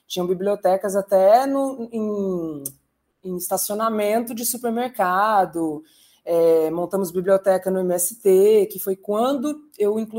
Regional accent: Campinas, São Paulo, Brazil; born there; also born or lived in Ribeirão Preto; eu morei numa cidade chamada Ribeirão Preto, que não foi onde eu nasci, eu nasci em Campinas

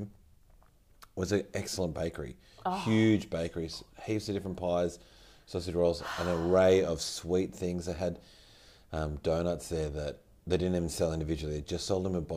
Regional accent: New South Wales, Australia; I was born and raised in New South Wales

